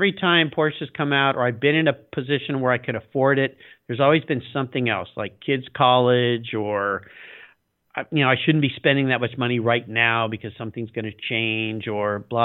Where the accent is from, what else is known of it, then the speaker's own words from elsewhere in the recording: La Jolla, California, United States; I grew up in La Jolla, California, which is a little north of San Diego, really nice little beach community